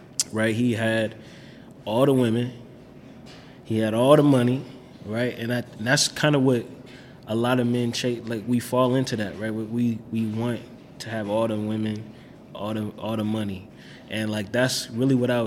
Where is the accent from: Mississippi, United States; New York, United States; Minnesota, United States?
Minnesota, United States; Minneapolis; growing up, like, we stayed with my grandma in Minneapolis, so we stayed on 1819 Newton